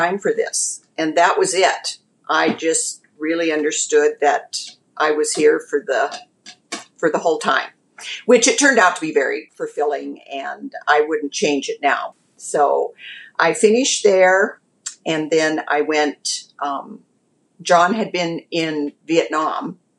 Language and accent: English; Fort Benton, Montana, United States; now in Great Falls, United States; my father decided we should move into our hometown of Fort Benton, Montana